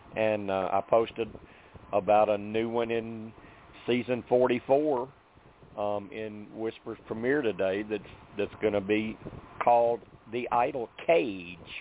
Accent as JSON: {"language": "English", "region": "Arkansas", "country": "United States", "said": "I'm from Arkansas"}